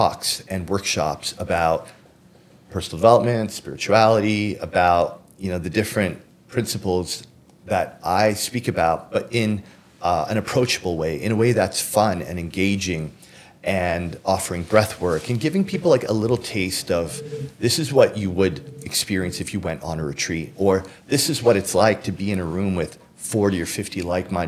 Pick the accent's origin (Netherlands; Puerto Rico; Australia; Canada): Canada; Toronto, Ontario; also born or lived in Miami; I grew up in Scarborough